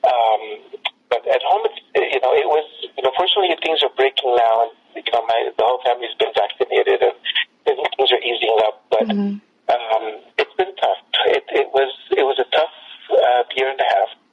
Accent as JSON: {"language": "English", "town": "Alexandria", "region": "Alexandria Governorate", "country": "Egypt", "also_born_or_lived": "Los Angeles, United States / Middle East", "moved": "yes", "lives_now": "Phoenix, United States", "said": "I'm an Egyptian from Alexandria. I currently live in Phoenix, Arizona"}